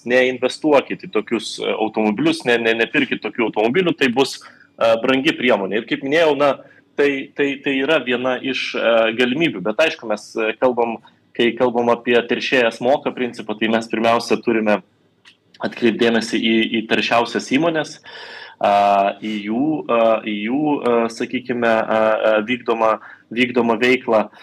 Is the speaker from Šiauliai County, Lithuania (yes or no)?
no; Vilnius, Vilnius County, Lithuania; mano gimtasis miestas Vilnius